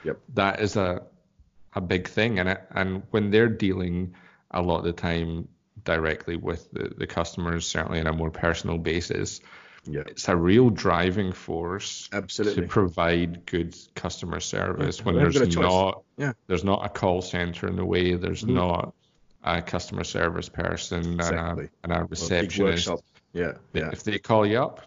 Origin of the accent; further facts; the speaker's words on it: Scotland, United Kingdom; now in Australia; why do you think I left Scotland? I'm an Australian now.